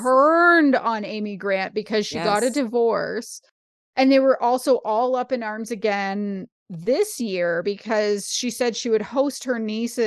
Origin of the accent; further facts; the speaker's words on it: Canada; I'm a Canadian.